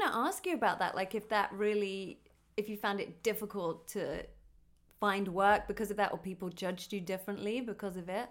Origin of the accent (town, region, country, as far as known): United Kingdom; now in Los Angeles, United States